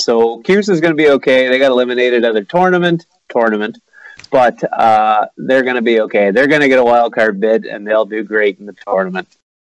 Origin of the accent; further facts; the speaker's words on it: East Coast of Canada, Atlantic Canada, Canada; I grew up in the East Coast of Canada, and I have a pretty tight family connection. My mom and dad were from a town called St. John, New Brunswick